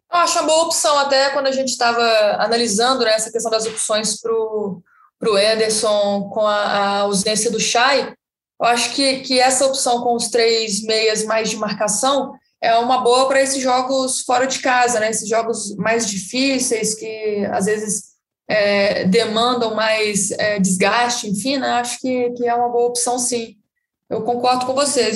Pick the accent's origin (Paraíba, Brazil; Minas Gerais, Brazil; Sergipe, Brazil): Minas Gerais, Brazil; interior of; que sou do interior de Minas, cresci ouvindo sertanejo